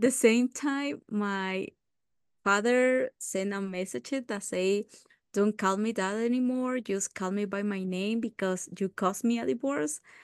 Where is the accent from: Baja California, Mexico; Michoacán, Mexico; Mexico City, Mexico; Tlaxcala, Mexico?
Michoacán, Mexico; Uruapan; I was born in Uruapan, in the state of Michoacán, in Mexico